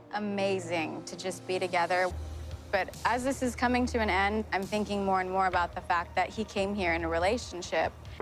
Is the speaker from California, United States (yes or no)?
yes; Los Angeles, California, United States; I'm from Venice, California